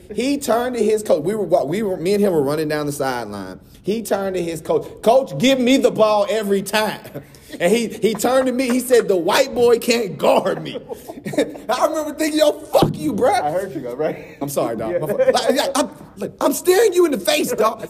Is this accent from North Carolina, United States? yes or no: yes; North Carolina, United States; I'm from North Carolina